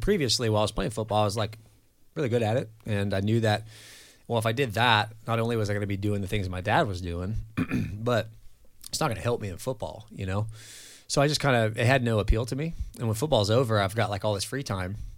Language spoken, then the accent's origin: English; Central Coast of California, United States; also born or lived in Los Angeles, California; now in Mandeville, Louisiana, United States; I grew up in California, kinda all over the Central Coast of California, and I was born in L